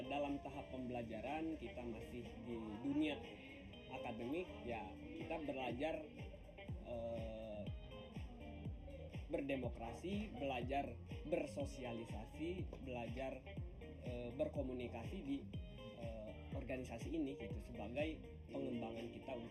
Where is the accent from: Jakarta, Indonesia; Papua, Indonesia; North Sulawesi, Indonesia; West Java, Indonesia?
West Java, Indonesia; Kuningan; Asal saya sebenarnya dari Kuningan.